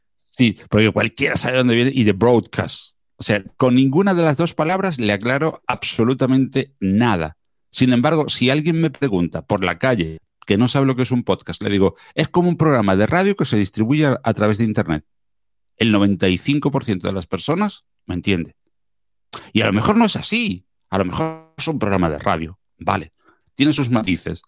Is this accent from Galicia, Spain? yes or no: no; small town near Málaga, Andalusia, Spain; en mi pueblo natal, es un pueblito de pocos habitantes, alrededor de unos 10.000 habitantes, muy cerquita de la, de la capital de, Málaga